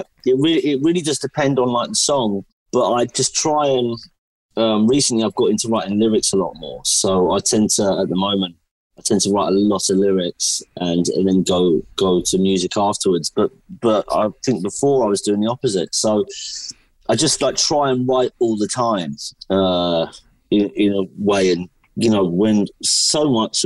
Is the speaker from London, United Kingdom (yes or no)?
yes; London, United Kingdom; I'm a singer-songwriter from London, England